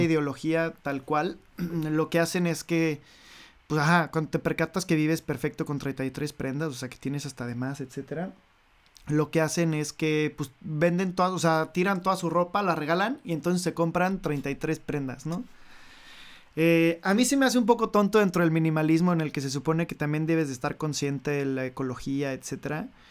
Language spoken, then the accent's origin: Spanish; Mexico City, Mexico; first language Spanish; moved away as an adult; now in Paris, France; yo estuve en México, o sea, soy de México y ahí vivo.